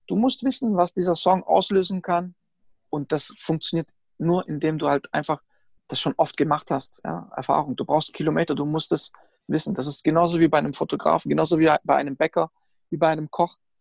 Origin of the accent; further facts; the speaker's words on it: Stuttgart area, Baden-Württemberg, Germany; ich bin ja auch aus dem Stuttgarter Raum